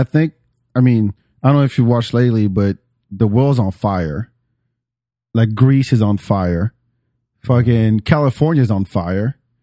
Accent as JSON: {"language": "English", "country": "France", "moved": "yes", "lives_now": "Atlanta, United States", "said": "I'm from France"}